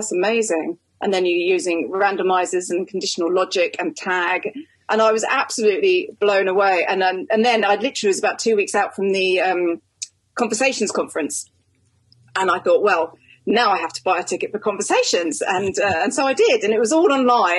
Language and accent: English; United Kingdom; I'm a Brit